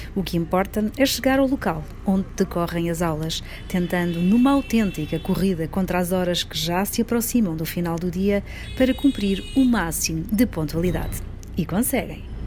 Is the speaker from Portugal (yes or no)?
yes; Lisbon, Portugal; tenho 46 anos e venho de Lisboa